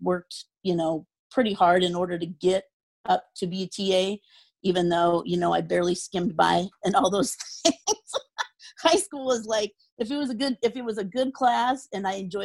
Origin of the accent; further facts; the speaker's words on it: Spokane, Washington, United States; also born or lived in Denver; So I grew up in Spokane, Washington, pretty much almost my whole childhood. I lived in Denver before that. So about the age of three is when we moved to Spokane.